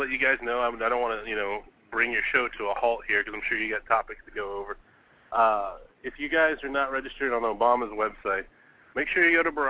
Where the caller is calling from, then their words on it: Arlington, Texas, United States; I'm calling from Arlington, Texas. We're in the middle of Dallas and Fort Worth.